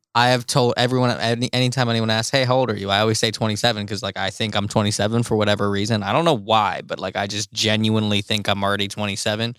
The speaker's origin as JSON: {"language": "English", "area": "Cleveland, Pymatuning Valley", "region": "Ohio", "country": "United States", "tie": "born or raised there", "also_born_or_lived": "Euclid, Ohio", "said": "my parents moved me out of the city, out of Cleveland, to the middle of fucking nowhere"}